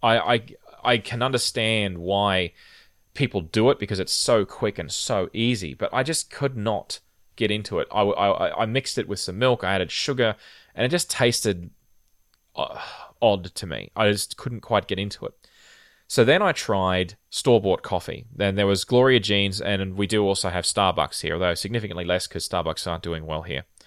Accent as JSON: {"language": "English", "town": "Rockhampton", "region": "Queensland", "country": "Australia", "tie": "born or raised there", "said": "I grew up in a relatively hot climate in the tropics in, uh, my hometown of Rockhampton"}